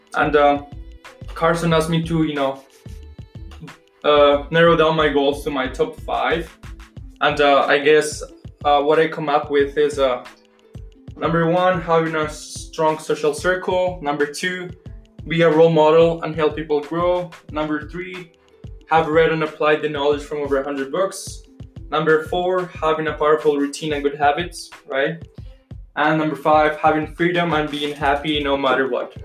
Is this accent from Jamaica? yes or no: no; Colombia; moved away; I'm from Colombia, I guess, but uh, taking kinesiology here